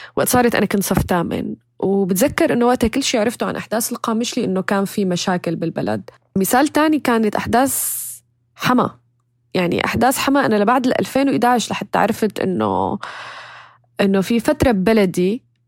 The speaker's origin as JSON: {"language": "Arabic", "country": "Syria", "also_born_or_lived": "Turkey / United States", "moved": "as an adult", "said": "كسوريين بنعرف"}